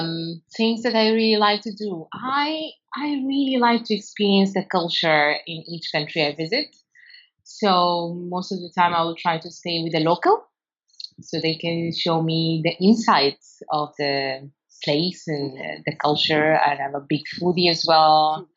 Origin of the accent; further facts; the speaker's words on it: Sudan; I'm from Sudan. I'm 32 years old and the first time I left home, it was 2009. Like home as in like my parents' home, because we are not really based in Sudan.